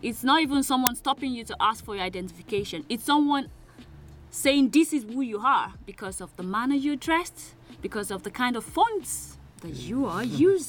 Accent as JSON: {"language": "English", "country": "Nigeria", "said": "I am a Nigerian lady"}